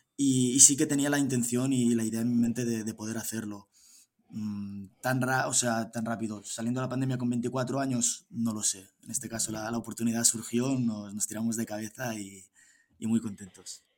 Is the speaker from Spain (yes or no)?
yes; Girona, Catalonia, Spain; yo soy de Girona, tengo 27 años